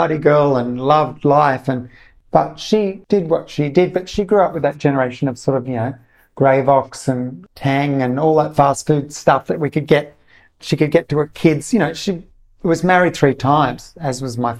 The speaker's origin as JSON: {"language": "English", "country": "Australia", "tie": "born or raised there", "also_born_or_lived": "Italy / Sydney", "said": "growing up in Australia and having and working in restaurants in the 80s in Sydney"}